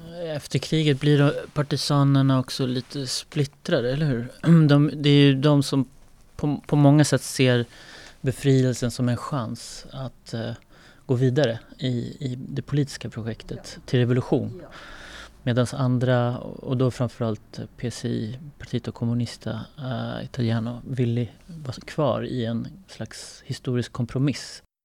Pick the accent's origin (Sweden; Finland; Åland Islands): Sweden; Jag är född i Sverige, men båda mina föräldrar emigrerade på 70-talet till Sverige för att jobba.